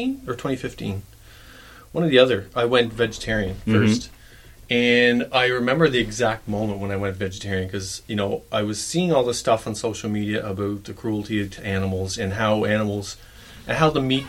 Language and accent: English; Bear River, Prince Edward Island, Canada; I'm originally from Bear River, Prince Edward Island, which is down east